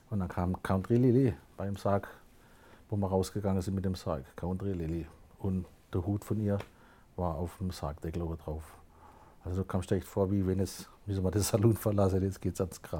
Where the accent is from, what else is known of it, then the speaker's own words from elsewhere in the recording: Aue, Baden-Württemberg, Germany; Also Heimat im Großen und Ganzen ist Baden-Württemberg, das ist schon mal meine Heimat. Und dann richtet man das ein bisschen kleiner, das Aue, wo ich herkomme. Das ist meine Urheimat, da, da bin ich auf die Welt gekommen.